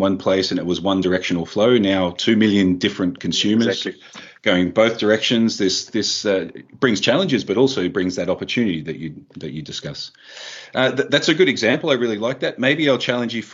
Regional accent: Australia; I'm actually Australian.

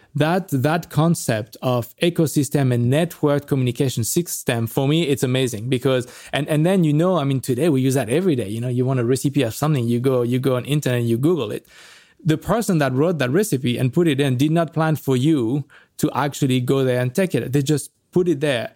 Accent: France; moved away; also born or lived in Paris; I'm from France

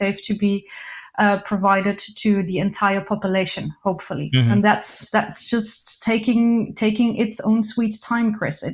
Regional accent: Flanders, Belgium; moved away; also born or lived in Dubai; From Belgium, also the north, but then Belgium

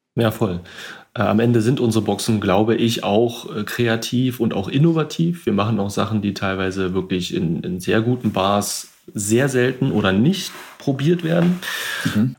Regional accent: Berlin, Germany; also born or lived in Switzerland; ich bin gerade in meiner Geburtsstadt Berlin, wo ich eigentlich auch aktuell äh, größtenteils lebe.

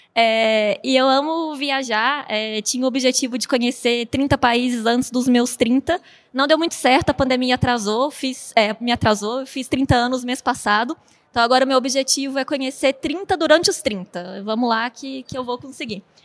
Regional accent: Belo Horizonte, Minas Gerais, Brazil; moved away as an adult; now in São Paulo state, Brazil; eu sou de Belo Horizonte, moro no estado de São Paulo agora

